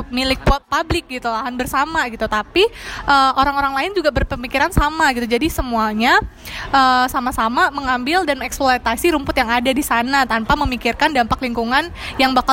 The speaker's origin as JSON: {"language": "Indonesian", "town": "Metro", "region": "Lampung", "country": "Indonesia", "tie": "born or raised there", "said": "Jadi gue tuh asli dari kota Metro ya kan, udah pada tahu semua kan kota uh, sebuah kota kecil di provinsi Lampung."}